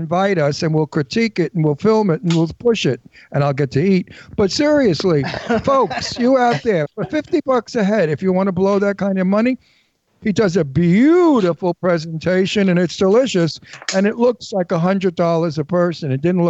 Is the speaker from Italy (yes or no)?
yes; Genoa, Liguria, Italy; We're from Genoa, Italy.